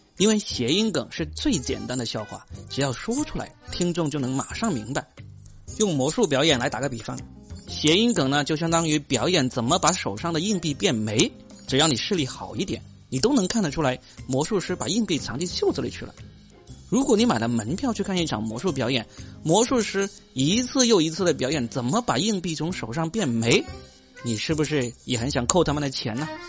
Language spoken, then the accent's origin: Chinese; southern China, China; accent: southern; 我这个南方口音的人